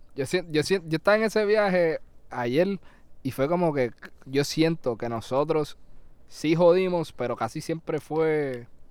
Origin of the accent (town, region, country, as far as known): Puerto Rico